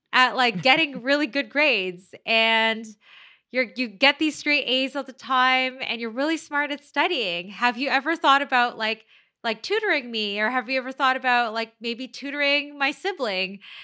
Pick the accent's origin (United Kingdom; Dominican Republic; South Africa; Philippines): Philippines; Manila, Metro Manila; moved away; I am Chinese ethnically, but I'm, I'm from the Philippines, right? So I'm, I'm born in the Philippines, in Manila